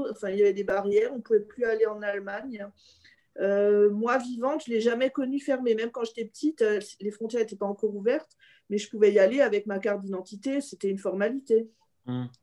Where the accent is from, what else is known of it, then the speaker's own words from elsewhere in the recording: Alsace, Grand Est, France; je suis alsacienne